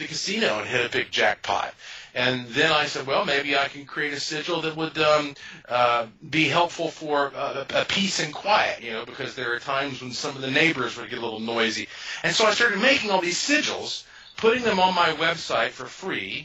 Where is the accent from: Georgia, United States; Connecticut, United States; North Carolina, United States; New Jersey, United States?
North Carolina, United States; Asheville; I was born and raised in Asheville, North Carolina, which is the heart of the oldest mountains in North America.